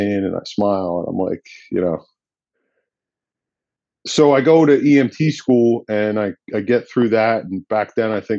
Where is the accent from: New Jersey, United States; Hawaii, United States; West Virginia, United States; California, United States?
New Jersey, United States; Gloucester City; also born or lived in Westville, New Jersey; I'm born and raised in Gloucester